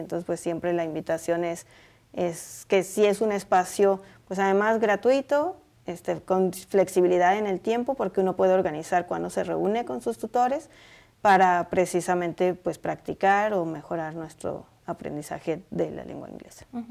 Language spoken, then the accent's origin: Spanish; Puebla, Mexico; now in Boulder, United States; en mi pueblo decimos ajonjolí de todos los moles. Y soy de Puebla